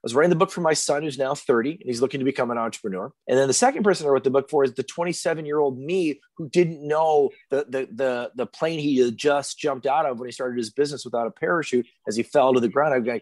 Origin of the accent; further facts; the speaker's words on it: Michigan, United States; I grew up on a farm in mid-Michigan, real tiny farm